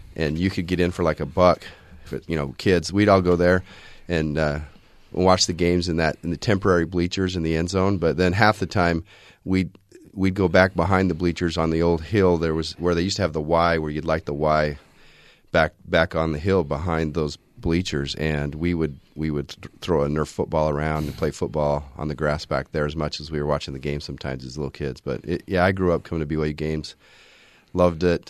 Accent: Orem, Utah, United States; also born or lived in Provo, Utah; I grew up in this area. I'm an Orem tiger.

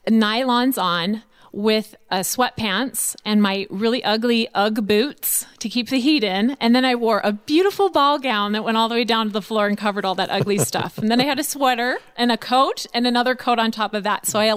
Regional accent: Arizona, United States; So I am from Arizona, don't forget.

